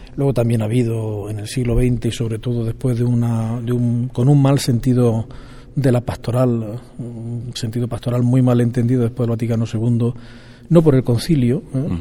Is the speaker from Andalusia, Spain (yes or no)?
yes; Vilches, Andalusia, Spain; yo nací en Jaén, en, perdón, en Vilches, provincia de Jaén, el 26 de mayo de 1961